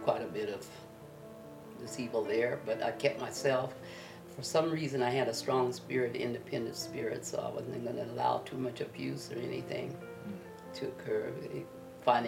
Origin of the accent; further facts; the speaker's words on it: Denver, Colorado, United States; I was born in Colorado Springs, Colorado, 84 years ago